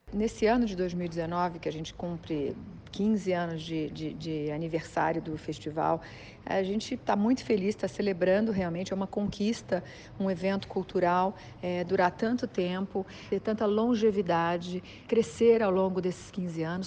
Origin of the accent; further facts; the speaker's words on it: Brazil; nós todos, como brasileiros